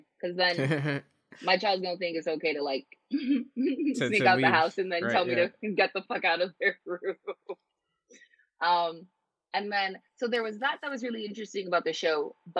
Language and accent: English; Nigeria; also as from a Nigerian standpoint, if a child goes missing or a child is stolen, usually they use the kid to do babalawo, you know, juju.